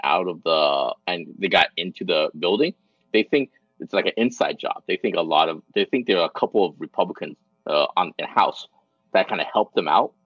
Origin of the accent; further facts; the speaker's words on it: United States; growing up in United States.